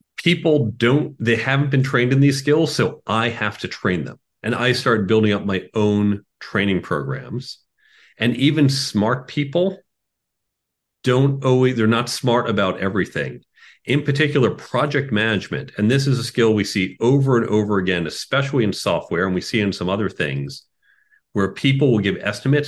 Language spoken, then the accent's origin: English; Chicago, Illinois, United States; moved away; I grew up in Chicago